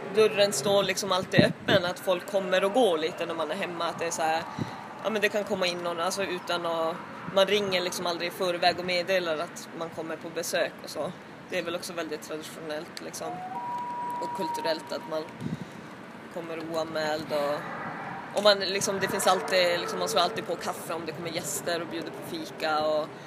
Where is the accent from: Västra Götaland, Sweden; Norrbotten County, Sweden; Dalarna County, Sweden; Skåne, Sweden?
Norrbotten County, Sweden; Kangos; moved away as an adult; now in Stockholm, Sweden; jag är uppvuxen i eh, Tornedalen i en by som heter Kangos